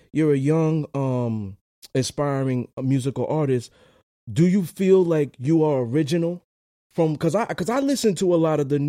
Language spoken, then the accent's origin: English; United States; especially as a black man, growing up in America